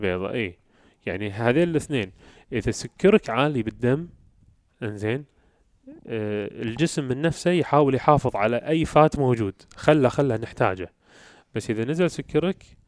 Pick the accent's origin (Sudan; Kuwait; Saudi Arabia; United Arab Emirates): Kuwait; احنا عندنا بالكويت